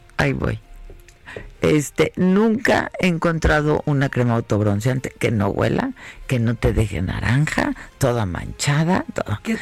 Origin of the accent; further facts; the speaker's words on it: Mexico; así somos los mexicanos